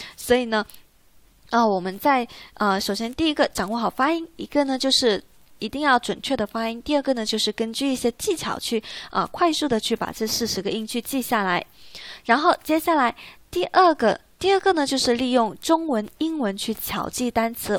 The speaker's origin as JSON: {"language": "Chinese", "country": "China", "said": "我们中国人"}